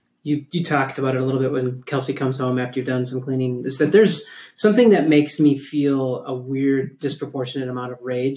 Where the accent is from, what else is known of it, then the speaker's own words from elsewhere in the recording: Minnesota, United States; I grew up in Minnesota.